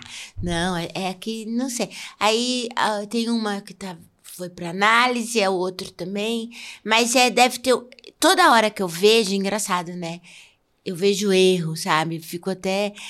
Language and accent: Portuguese; São Paulo, Brazil; accent: paulista; moved away; also born or lived in Rio de Janeiro; meu sotaque era muito paulista